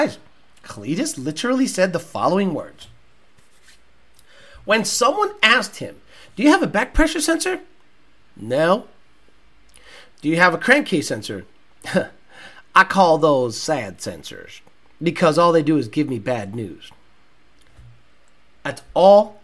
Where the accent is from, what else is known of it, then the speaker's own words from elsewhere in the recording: Massachusetts, United States; I grew up in Massachusetts.